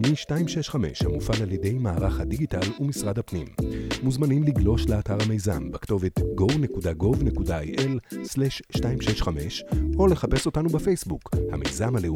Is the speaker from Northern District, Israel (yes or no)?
yes; Northern District, Israel; now in Mitzpe Ilan, Israel; ילדים, מתגוררים ביישוב הקהילתי מצפה אילן במועצה אזורית מנשה. גדלתי בגולן, תואר ראשון בעבודה סוציאלית